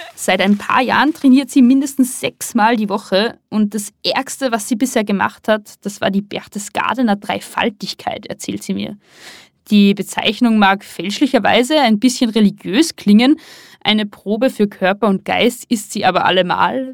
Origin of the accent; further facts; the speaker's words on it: Pinzgau, Salzburg, Austria; ich bin im sogenannten Innergebirg im Salzburger Pinzgau aufgewachsen